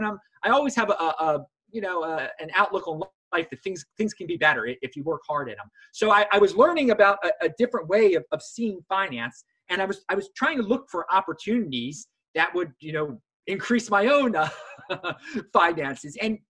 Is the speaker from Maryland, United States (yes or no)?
yes; Baltimore, Maryland, United States; I'm from Baltimore, Maryland, originally